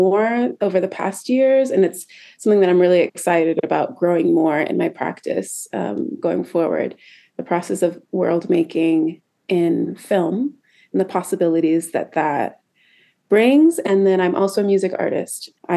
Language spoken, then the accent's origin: English; Seattle, Washington, United States; moved away as an adult; also born or lived in New York; I am originally from Seattle, Washington. That's where I grew up